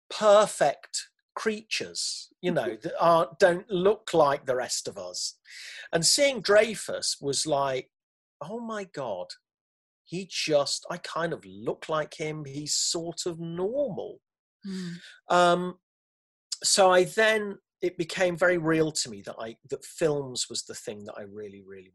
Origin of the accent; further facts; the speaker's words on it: Leicester, East Midlands, United Kingdom; moved away; I was born and brought up in Leicester, where my mum still is, still in the same house